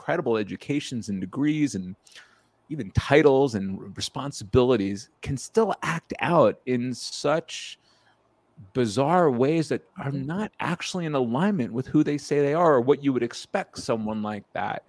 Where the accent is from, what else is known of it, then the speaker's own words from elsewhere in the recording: outside of New York, United States; my experience as a young child being of Indian descent in a small Jewish community outside of New York.